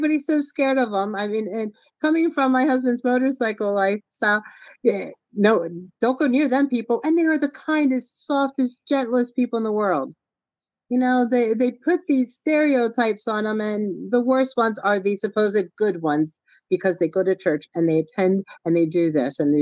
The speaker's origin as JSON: {"language": "English", "country": "Puerto Rico", "moved": "yes", "said": "I'm from Puerto Rico originally"}